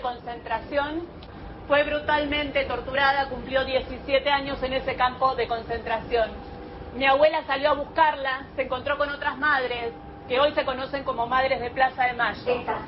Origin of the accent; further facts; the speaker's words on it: Sweden; now in Argentina; yo nací en Suecia